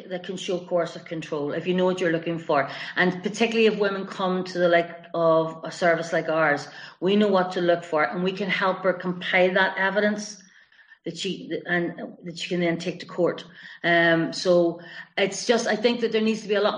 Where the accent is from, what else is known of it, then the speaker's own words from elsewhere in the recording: Belfast, Northern Ireland, United Kingdom; now in West Cork, Ireland; I'm from Belfast with this accent